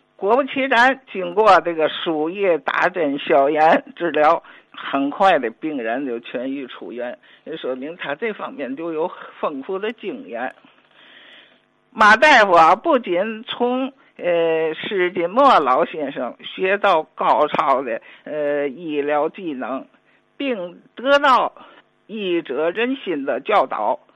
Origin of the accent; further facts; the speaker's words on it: Tianjin, China; 我也那个作为天津人吧